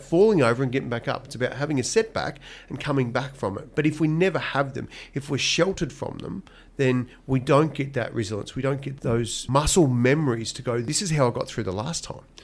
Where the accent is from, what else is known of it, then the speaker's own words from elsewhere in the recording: Donald, Victoria, Australia; I was born in Donald, in country Victoria